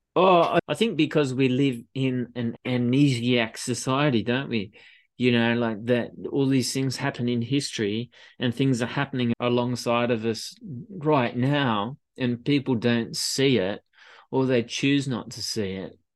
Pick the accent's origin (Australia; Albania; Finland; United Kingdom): Australia; moved away as an adult; now in Paris, France; growing up in Australia